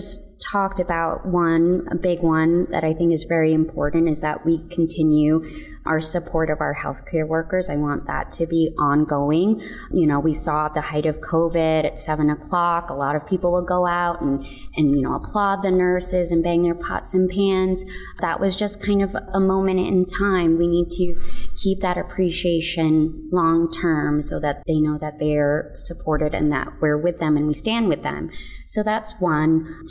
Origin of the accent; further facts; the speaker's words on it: United States; But I'm, you know, a Filipino, I'm Filipino-American, so I feel like I can help tell this story.